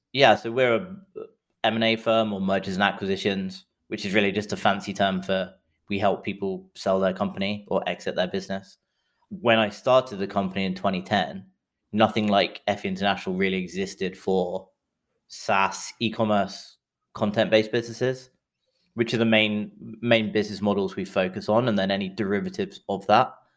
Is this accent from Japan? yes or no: no; England, United Kingdom; accent: English; moved away as an adult; also born or lived in London; now in San Francisco, United States; as you can tell from the accent, I'm English, but I live in, uh, San Francisco